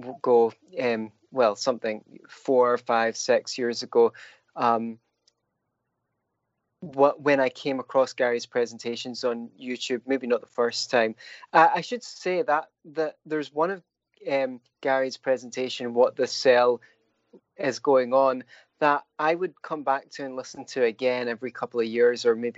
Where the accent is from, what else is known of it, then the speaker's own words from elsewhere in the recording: Scotland, United Kingdom; now in Florida, United States; I'm Scottish. No, it's a lovely place to grow up